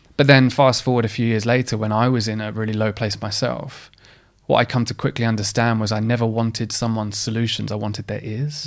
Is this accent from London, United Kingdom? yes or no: no; Essex, East of England, United Kingdom; I grew up in a, in, I'm, I'm from Essex